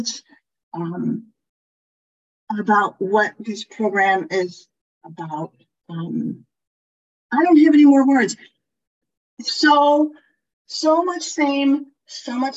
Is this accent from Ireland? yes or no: yes; Ireland; I am Irish.